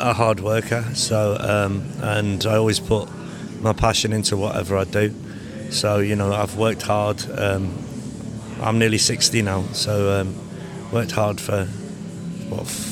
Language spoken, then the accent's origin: English; Liverpool, North West England, United Kingdom; now in Newcastle upon Tyne, United Kingdom; I'm from Liverpool